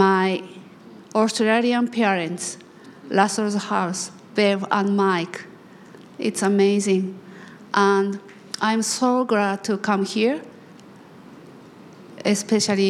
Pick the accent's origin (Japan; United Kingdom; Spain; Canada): Japan; I'm from Japan